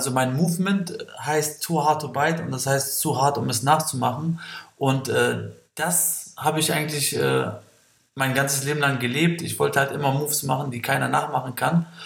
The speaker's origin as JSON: {"language": "German", "country": "Kosovo", "said": "Ich komme aus dem Kosovo, äh, habe acht Geschwister."}